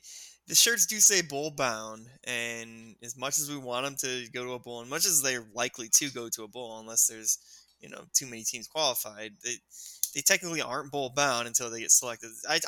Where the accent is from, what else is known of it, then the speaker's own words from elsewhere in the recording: Toledo, Ohio, United States; Growing up in Toledo in the 90s, late 90s, early 2000s